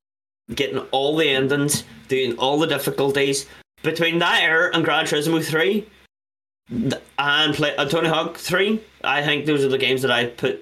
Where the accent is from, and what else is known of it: Ireland